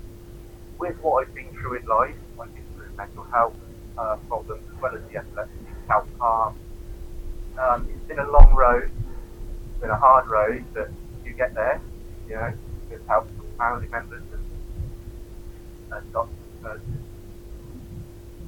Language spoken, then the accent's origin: English; Oxford, South East England, United Kingdom; Oxford, born and bred